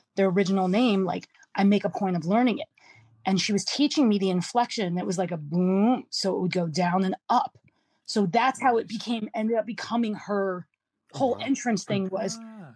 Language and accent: English; Canada; also born or lived in Philadelphia, United States; I'm Canadian till I'm not, and then you meet the Philly side of me